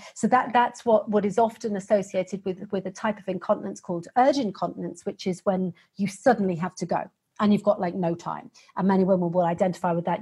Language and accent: English; United Kingdom; accent: British; the accent has probably given away that I'm a Brit